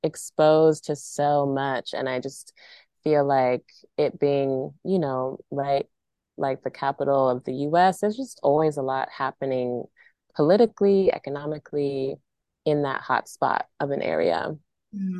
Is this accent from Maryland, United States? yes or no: yes; Maryland, United States; moved away as an adult; also born or lived in Central North Carolina Piedmont; now in North Carolina, United States; I grew up in PG in Montgomery County, Maryland